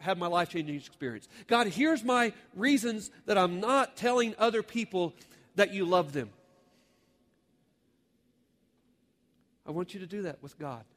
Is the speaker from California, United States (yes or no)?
no; Oklahoma, United States; my home state